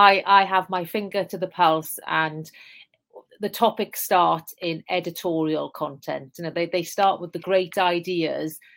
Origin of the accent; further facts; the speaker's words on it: South Wales Valleys, United Kingdom; accent: Welsh; moved away; So as you can tell, I have a Welsh accent. I'm from the South Wales Valleys, a very deprived area. In fact, the village next to the one I grew up in is officially the most deprived in the whole of the UK.